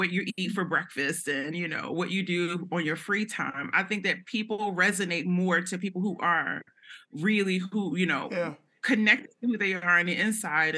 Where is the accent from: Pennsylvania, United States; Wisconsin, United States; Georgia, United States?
Pennsylvania, United States; Philadelphia; I grew up in North Philly